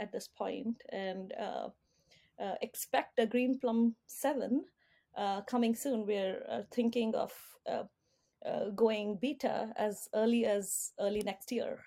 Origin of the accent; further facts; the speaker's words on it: India; moved away as an adult; also born or lived in Singapore; now in United States; I was born and brought up in India.